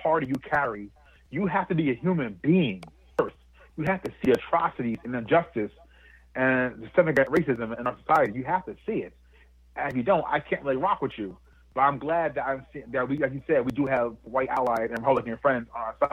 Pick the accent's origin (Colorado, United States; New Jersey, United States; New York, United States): New Jersey, United States; I grew up and was raised in a town that was 99% white up here in New Jersey